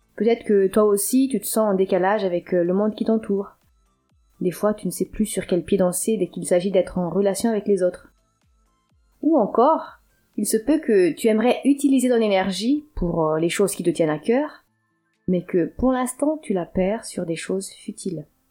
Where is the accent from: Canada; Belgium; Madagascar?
Madagascar; Antananarivo, Analamanga; moved away as an adult; now in France; J'ai grandi jusqu'à mes 19 ans dans la capitale malgache, de l'île de Madagascar